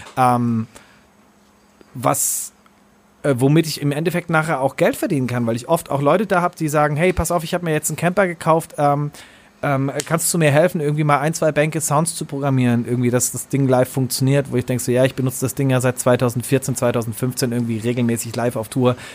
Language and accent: German; Germany; moved away; ich komme auch irgendwie aus dem Kaff vom Bodensee